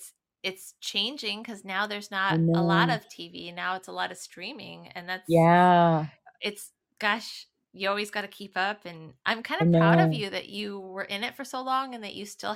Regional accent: Moline, Illinois, United States; moved away as an adult; also born or lived in Los Angeles / Chicago; 18 and I was right out of high school and I knew nothing. And I moved to LA from Moline, Illinois, which is pretty small town.

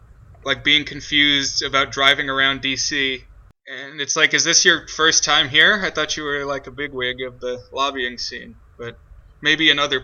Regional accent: Virginia, United States; we are Virginia natives

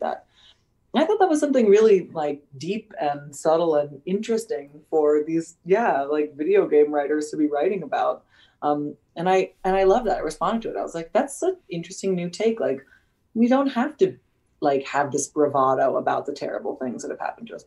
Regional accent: United States; also born or lived in United Kingdom; I'm probably the first American actor who's been hired to play a British character

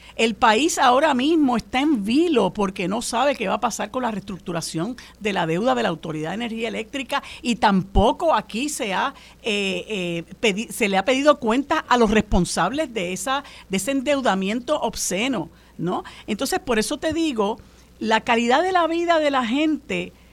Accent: Puerto Rico; nosotros los puertorriqueños y puertorriqueñas

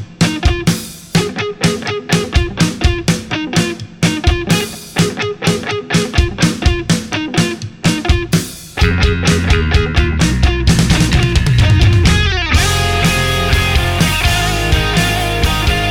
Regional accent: Philadelphia, Pennsylvania, United States; moved away; Philadelphia, my hometown. And yeah, I grew up seeing them in the punk scene in Philly

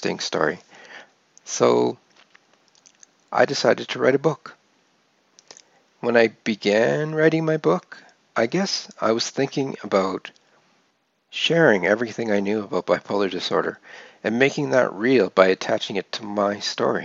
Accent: Calgary, Alberta, Canada; grew up in Calgary, Alberta, Canada

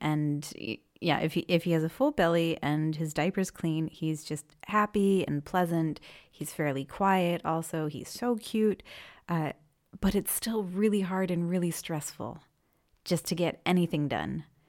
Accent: Maine, United States; first language English; moved away as an adult; now in Freiburg, Germany; I'm from Maine in the U S, and I currently live in Freiburg

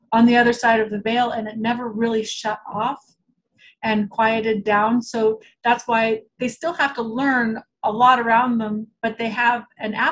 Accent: Portland, Oregon, United States; also born or lived in Omaha, Nebraska; I grew up in Portland, Oregon. I was actually born in Omaha

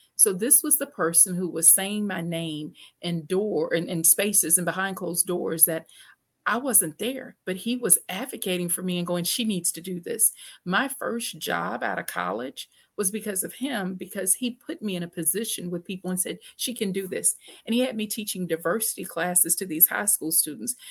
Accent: Shreveport, Louisiana, United States; I grew up in Shreveport, Louisiana

